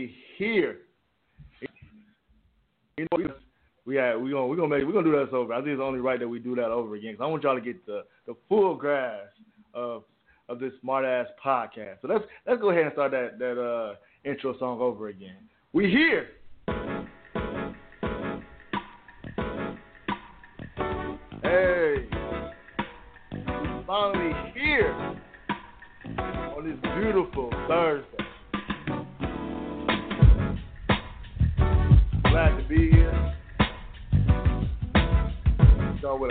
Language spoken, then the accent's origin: English; Detroit, Michigan, United States; also born or lived in Canton, Michigan; I'm from Detroit, the D.